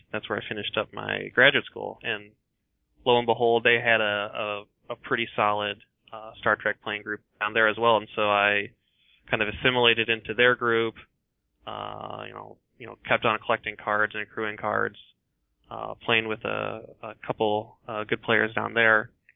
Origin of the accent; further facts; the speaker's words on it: Iowa, United States; I grew up mostly in Iowa